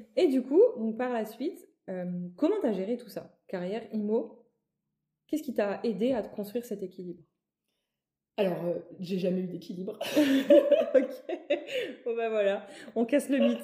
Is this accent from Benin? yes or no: no; Metz, Grand Est, France; moved away as an adult; also born or lived in Paris; j'ai grandi à Metz. Pour mes études, je suis partie à Paris